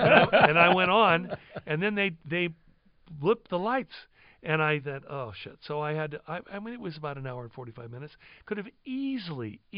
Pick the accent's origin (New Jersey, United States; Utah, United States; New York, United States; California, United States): California, United States; Santa Barbara; I was raised in Santa Barbara